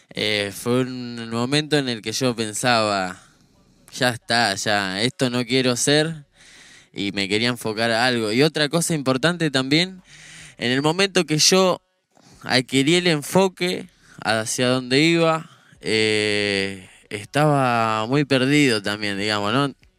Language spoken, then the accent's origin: Spanish; General Rodríguez, Buenos Aires Province, Argentina; Ese era yo andando por General Rodríguez, por todo lado